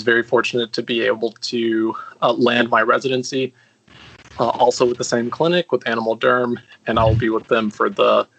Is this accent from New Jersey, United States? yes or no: no; Georgia, United States; moved away as an adult; also born or lived in Alabama / San Antonio, Texas; I grew up in Georgia.